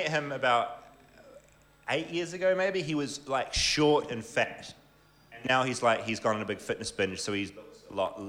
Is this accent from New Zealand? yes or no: yes; Whangarei, Northland, New Zealand; I'm from Whangarei